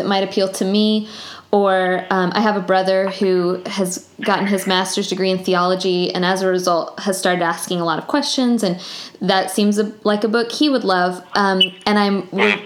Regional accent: Tallahassee, Florida, United States; also born or lived in Alabama; I grew up in Tallahassee

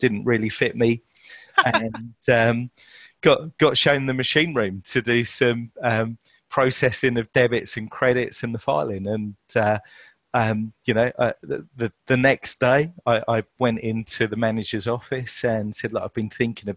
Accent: Chelmsford, East of England, United Kingdom; I was born in Chelmsford, Essex, to Yorkshire parentage.

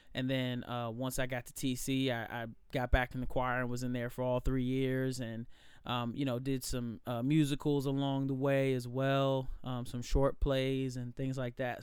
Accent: Alexandria, Virginia, United States; born and raised in Alexandria

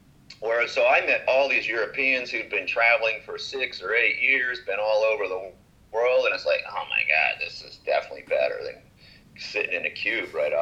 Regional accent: Minnesota, United States; moved away as an adult; also born or lived in Virginia / Bacalar, Mexico; now in Mexico; I grew up in Minnesota

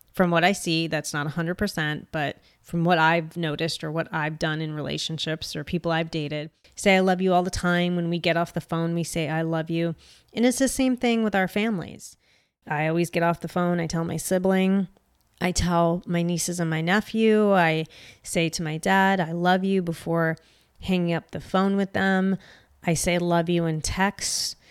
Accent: United States; as an American

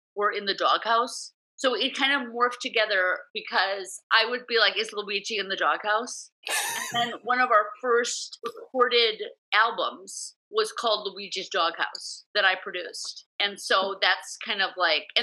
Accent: Milwaukee, Wisconsin, United States; now in New York, United States; when I was growing up in Milwaukee

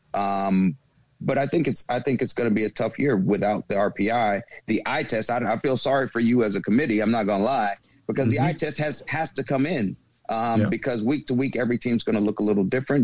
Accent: the South, United States; moved away; I'm from the South

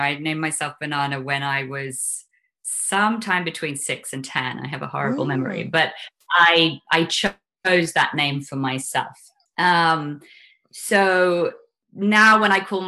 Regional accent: London, United Kingdom; also born or lived in Highlands of Scotland; I was born in London in 1975.

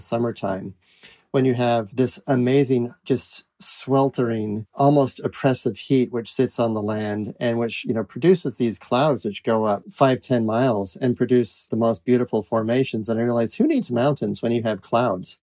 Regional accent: New England, United States; also born or lived in Utah / Iowa; I was born in Utah, but grew up in New England

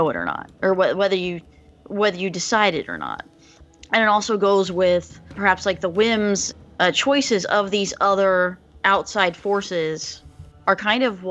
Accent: Albania; English is a second language; I'm Albanian, not Greek.

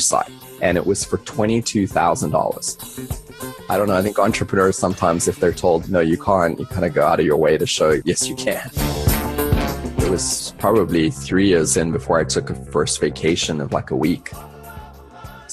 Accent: South Africa; moved away as an adult; also born or lived in London, United Kingdom; now in United States; I grew up in South Africa and then moved to London, spent a couple of years there

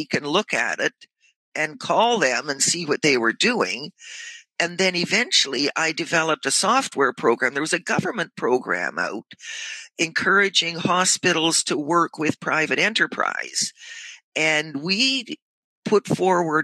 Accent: near Sudbury, Ontario, Canada; also born or lived in Port Perry / Toronto; this is near my hometown

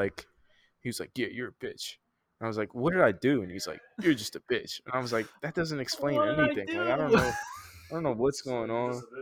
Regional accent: Philadelphia, Pennsylvania, United States; I'm from Philly, but like I moved around so much. So like I went to like 7 different schools. Started in North Philly at Howe

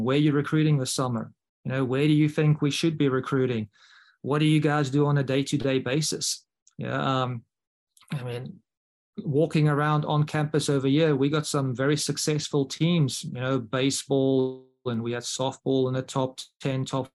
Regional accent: South Africa; now in Mobile, Alabama, United States; as a South African

